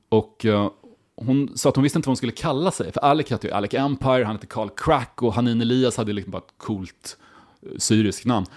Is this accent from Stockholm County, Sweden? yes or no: no; Karlskoga, Örebro County, Sweden; hemma i Karlskoga